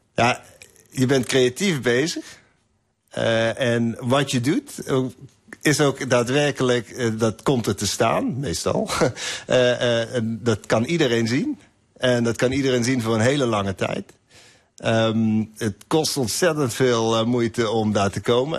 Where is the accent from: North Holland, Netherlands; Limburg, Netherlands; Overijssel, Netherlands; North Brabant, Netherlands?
Limburg, Netherlands; moved away; Ik ben zelf ook uit Limburg, kom uit Zwijkhuizen